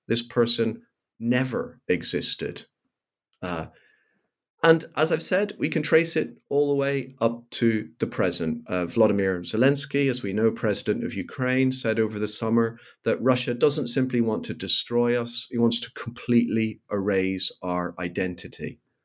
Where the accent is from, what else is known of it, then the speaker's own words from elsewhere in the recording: Belfast, Northern Ireland, United Kingdom; I grew up in Belfast in Northern Ireland during the period of the so-called Troubles